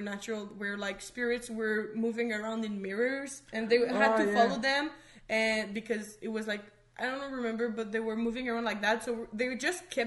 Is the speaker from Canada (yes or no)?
yes; Canada; we're Canadian